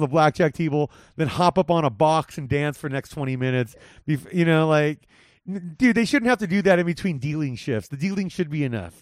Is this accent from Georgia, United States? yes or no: no; Whittier, California, United States; La Mirada High School, which is close to where I grew up in Whittier